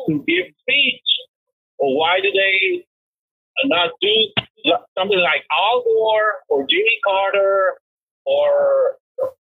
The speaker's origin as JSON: {"language": "English", "country": "Cuba", "moved": "yes", "said": "I'm originally from Cuba."}